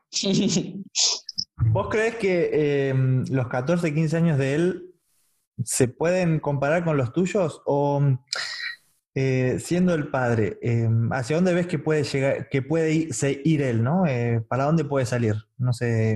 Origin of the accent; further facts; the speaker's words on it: Castelar, Buenos Aires Province, Argentina; Yo también soy de Morón